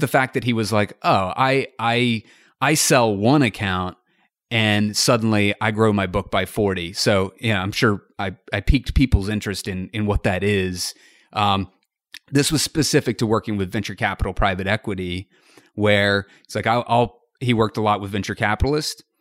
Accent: North Carolina, United States; also born or lived in Columbia, South Carolina / Wilmington, North Carolina / Los Angeles; I was born in Columbia, South Carolina, and I lived there for about three weeks before moving, uh, up, up to North Carolina.

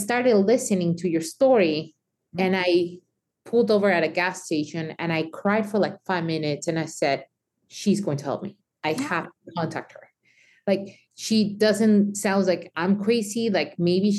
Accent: Mexico; me growing up in Mexico

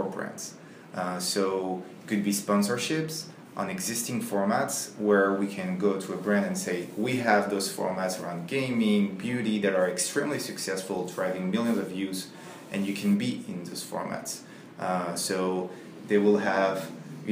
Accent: Paris, Île-de-France, France; English is a second language; moved away; I'm from France, from Paris

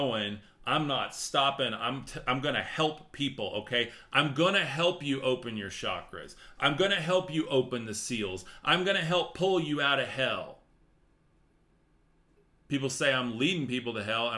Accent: West Texas, United States; I'm from West Texas

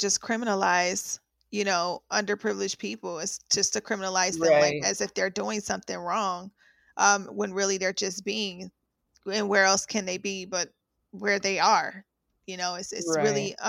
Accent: Midwest, United States; now in New York, United States; I'm from the Midwest

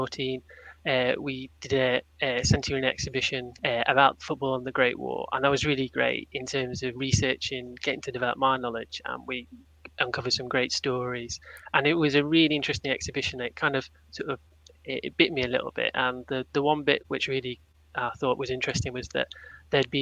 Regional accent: Sheffield, Yorkshire and the Humber, United Kingdom; you can tell from my accent, I wasn't raised there, but I was brought up in Sheffield.

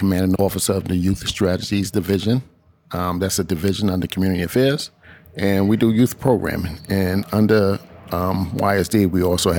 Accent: New York City, New York, United States; I was born and raised in East New York.

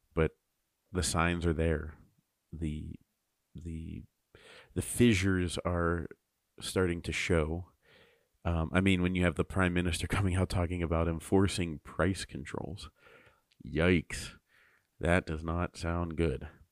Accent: United States

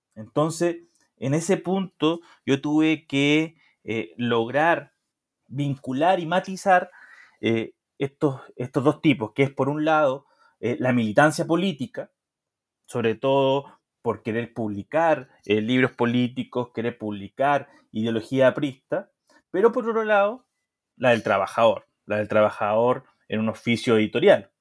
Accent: Chile; moved away as an adult; also born or lived in Mexico

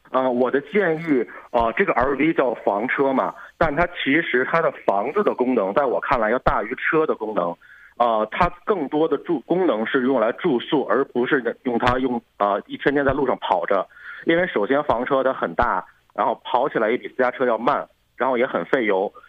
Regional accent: China; 尤其像我们中国人这种防范意识还是非常强的

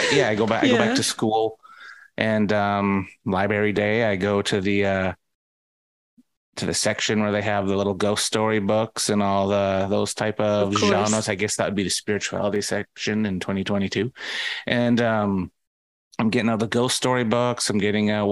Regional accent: Vancouver, British Columbia, Canada; I'm from Vancouver.

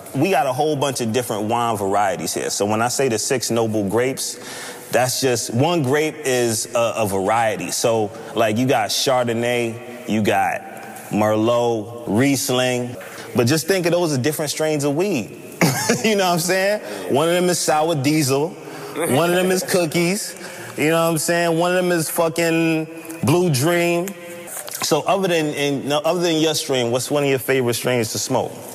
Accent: New York, United States; I'm from New York

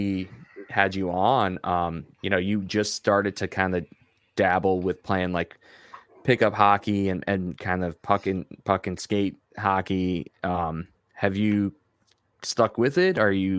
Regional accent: Long Island, New York, United States; moved away; I lived on Long Island

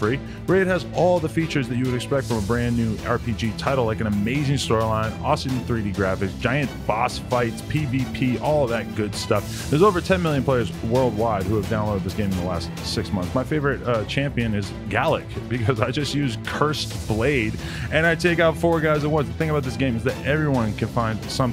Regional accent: East Coast, United States; I'm from the East Coast.

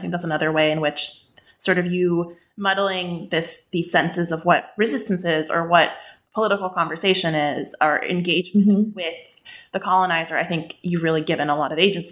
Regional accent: West Bank, Palestine; I grew up in the West Bank, I'm Palestinian

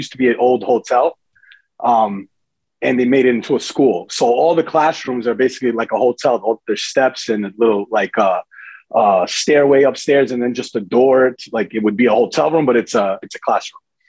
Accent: New Jersey, United States; also born or lived in Daytona, Florida; I was born in Jersey and lived in Jersey till seventh grade

